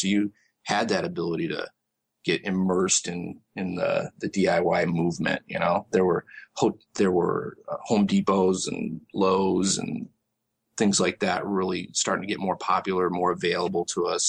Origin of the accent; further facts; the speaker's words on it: Michigan, United States; moved away as an adult; also born or lived in Tempe, Arizona; now in Arizona, United States; I'm originally from Michigan, actually. I grew up there and got into my early adult life there before I moved out here to Arizona.